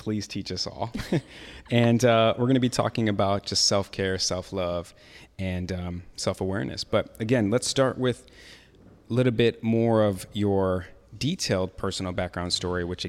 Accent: Chicago suburbs, Illinois, United States; I'm from the suburbs

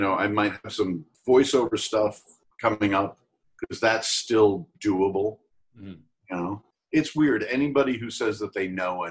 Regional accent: Port Washington, New York, United States; moved away; also born or lived in Manhattan, New York / Bethpage, New York / Roslyn, New York; what I consider my hometown is a town called Port Washington, not Port Jefferson, Port Washington, right next to Great Neck

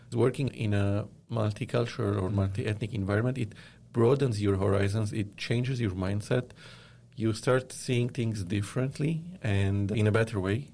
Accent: Lebanon; moved away as an adult; also born or lived in Dubai; now in Toronto, Canada; I was born and raised in Lebanon and I studied there

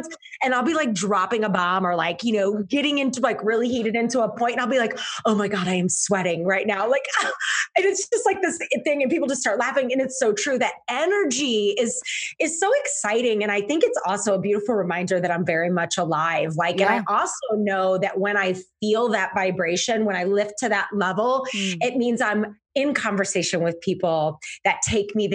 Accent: St. Louis, Missouri, United States; moved away as an adult; now in Chicago, United States; I am born and raised in St. Louis, Missouri, moved up to Chicago

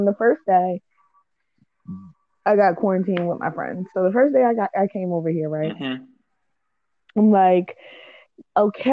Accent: Baltimore, Maryland, United States; I'm from Baltimore.

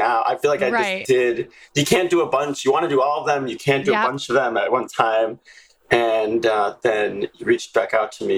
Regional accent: New York, United States; moved away; we grew up in New York

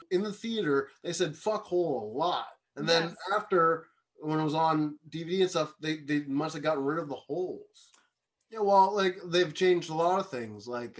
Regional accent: Kingston, Ontario, Canada; I'm from Kingston

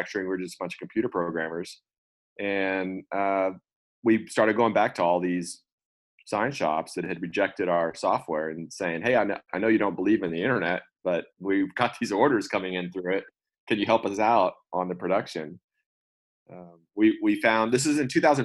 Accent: Austin, Texas, United States; I'm from Austin, went to UT undergrad for computer science and then UT law school.

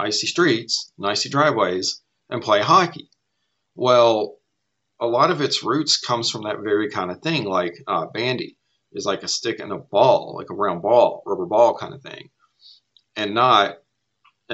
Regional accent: Tennessee, United States; growing up in Tennessee

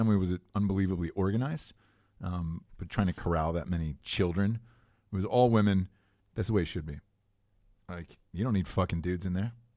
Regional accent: Atlanta, Georgia, United States; where I grew up in Atlanta

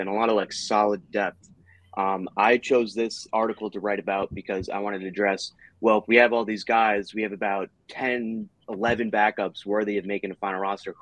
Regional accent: Connecticut, United States; moved away as an adult; now in Wilmington, United States; I'm actually from Connecticut

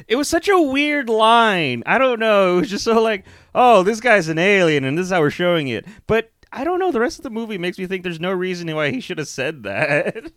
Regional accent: Texas, United States; we're from Texas

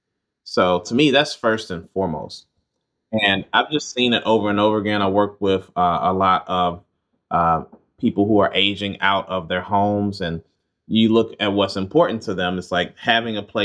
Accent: Mississippi, United States; moved away; we're both from Mississippi

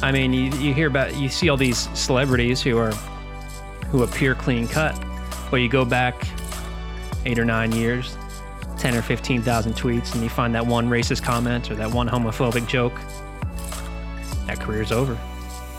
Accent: United Kingdom; I'm British

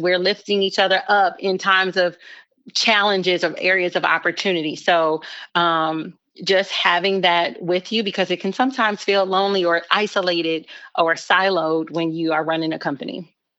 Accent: Chicago, Illinois, United States; moved away as an adult; now in Charlotte, United States; I'm originally from Chicago

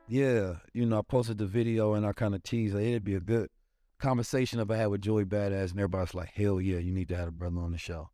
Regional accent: Oakland, California, United States; growing up in Oakland, California

